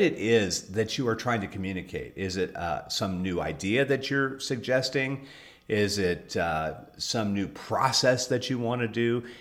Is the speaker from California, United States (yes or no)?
yes; Southern California, United States; first language English; I grew up in Southern California